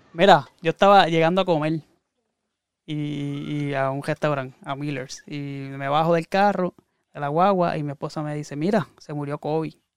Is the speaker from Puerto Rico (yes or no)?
yes; Puerto Rico